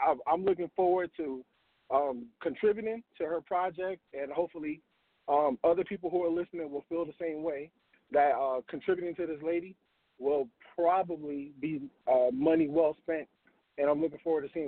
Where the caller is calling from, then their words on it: Washington, District of Columbia, United States; I'm calling from D.C.